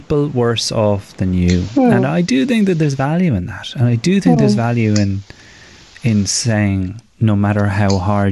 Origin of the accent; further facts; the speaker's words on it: Ireland; our culture as men, as Irish men